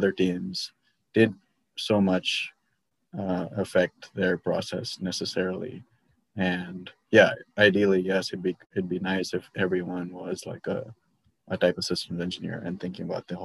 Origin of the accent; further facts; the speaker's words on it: India; now in United States; I grew up in India where the education level was very also high and also very diverse